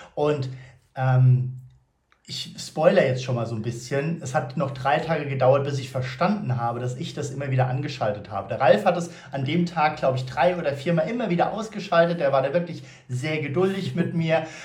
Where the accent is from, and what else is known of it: Frankfurt, Hesse, Germany